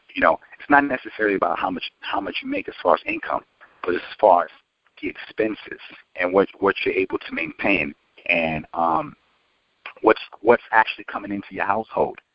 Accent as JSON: {"language": "English", "town": "New York City", "region": "New York", "country": "United States", "said": "I'm originally from New York and um, from Queens"}